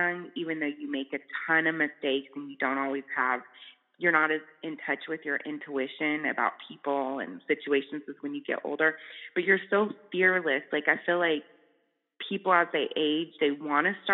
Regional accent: California, United States; moved away as an adult; also born or lived in Bay Area, California / Chico, California / Charlotte, North Carolina; growing up in California, luckily I wasn't in the South

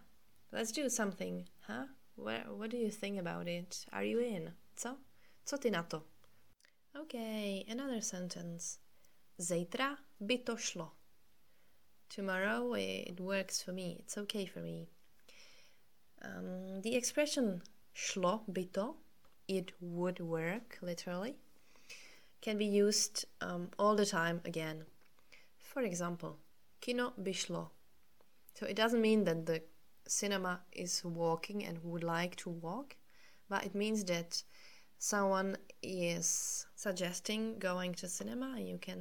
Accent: Czechia; English is a second language; we use it in Czech

